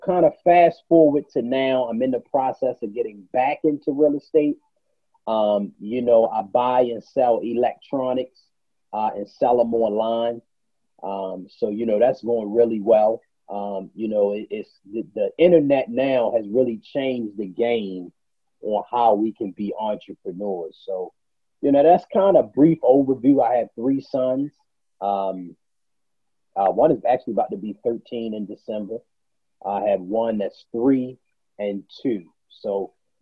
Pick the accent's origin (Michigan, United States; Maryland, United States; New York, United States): Maryland, United States; Baltimore; moved away as an adult; also born or lived in Tulsa, Oklahoma; I grew up in Baltimore, Maryland